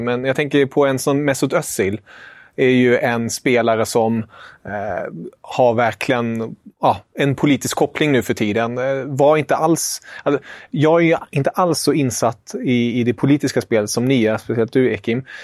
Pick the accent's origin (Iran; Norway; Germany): Germany; jag som tysk